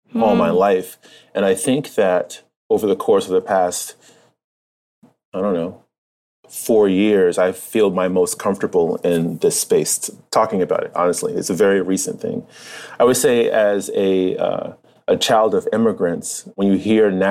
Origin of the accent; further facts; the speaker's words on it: Irvington, New Jersey, United States; moved away as an adult; also born or lived in Newark, New Jersey / Philadelphia; now in New York City, United States; I was raised in Irvington, New Jersey